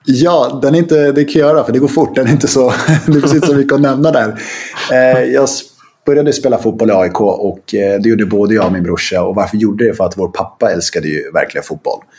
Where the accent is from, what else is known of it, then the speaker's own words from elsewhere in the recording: Stockholm, Stockholm County, Sweden; also born or lived in Rissne, Sundbyberg; now in Sundbyberg, Sweden; Sen flyttade vi till Bromsten som ligger ett stenkast bort egentligen, som ligger ah, okay. i Spånga. Ah. Eh, där vi flyttade ett hus och, och, där, det var där vi växte upp